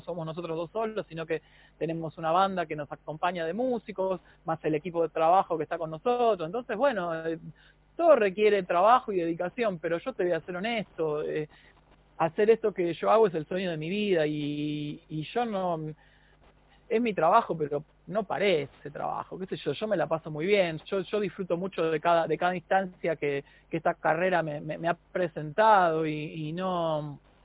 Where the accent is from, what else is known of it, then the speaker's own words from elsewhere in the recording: Argentina; los argentinos